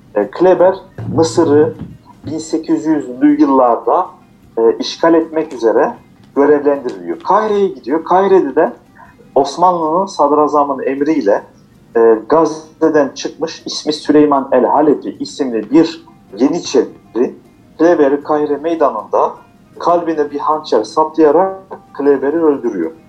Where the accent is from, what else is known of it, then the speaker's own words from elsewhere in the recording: Strasbourg, Grand Est, France; also born or lived in Aksaray, Turkey / Niğde, Turkey; biz de 1979 yılında Fransa'da doğduk. Ee, ilk orta lise e, ve üniversiteyi Strasbourg'da okudum.